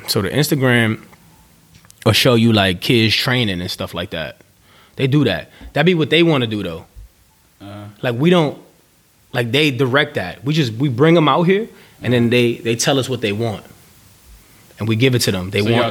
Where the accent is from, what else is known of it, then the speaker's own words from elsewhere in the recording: New York City, New York, United States; also born or lived in Bronx, New York; I grew up in East Harlem.